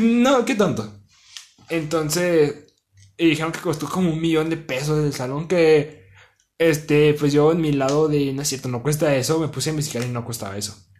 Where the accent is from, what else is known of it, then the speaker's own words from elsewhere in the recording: Mexico; Somos mexicanos